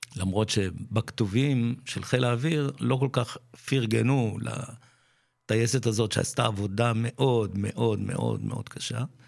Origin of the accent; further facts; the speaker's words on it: Netanya, Central District, Israel; also born or lived in Pardesiya, Israel / Mevo'ot Yam youth village, Israel; נולדתי במעברה, מעברת שבות עם, מה שהיום זה פרדסיה